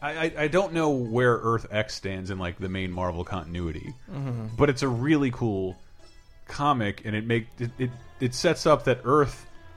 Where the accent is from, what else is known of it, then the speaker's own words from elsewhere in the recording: Alabama, United States; I'm from here. I am from Alabama. I grew up on Jesus and the Crimson Tide.